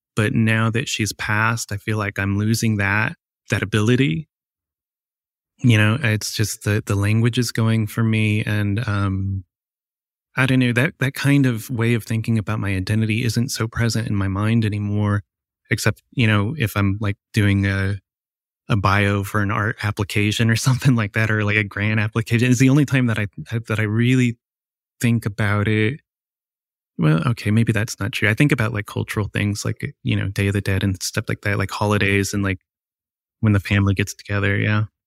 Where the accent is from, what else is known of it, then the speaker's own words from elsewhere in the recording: Ohio, United States; also born or lived in Whittier, California / Moraine, Ohio; I was born in California, in Whittier, and I grew up in Ohio